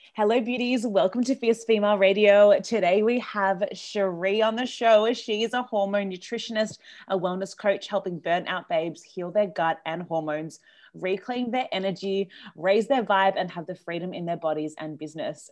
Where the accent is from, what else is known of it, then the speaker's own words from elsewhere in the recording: Australia; I'm from Australia